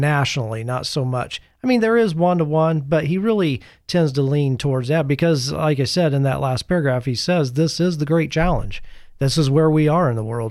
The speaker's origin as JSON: {"language": "English", "country": "United States", "said": "as American Catholics"}